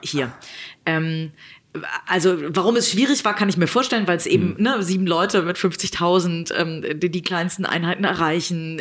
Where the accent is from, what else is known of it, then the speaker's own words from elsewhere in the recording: Hamburg, Germany; ich werde diesen Weg äh, als Hamburgerin natürlich weiter verfolgen